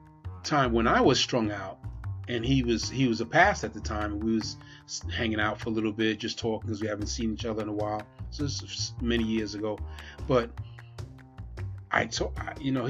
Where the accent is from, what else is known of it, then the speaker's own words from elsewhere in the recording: New York City, New York, United States; now in Pennsylvania, United States; one of my brothers I grew up with in Brooklyn, New York